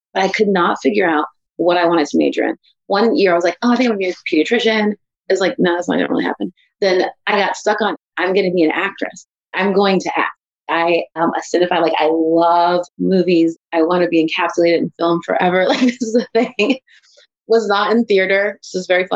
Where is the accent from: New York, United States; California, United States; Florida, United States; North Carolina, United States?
California, United States; Bay Area; moved away as an adult; also born or lived in Redwood City, California / Santa Maria, California / Oregon; now in the South, United States; I was born in the Bay Area in East Palo Alto, California. I was born in Redwood City, but in the Bay. I was there probably until I was about 10-ish